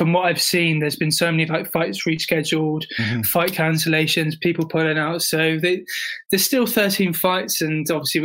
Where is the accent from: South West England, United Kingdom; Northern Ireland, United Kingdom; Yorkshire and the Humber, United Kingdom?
South West England, United Kingdom; I'm southwest, like in my hometown, I'm southwest. And even at uni, I'm in the south.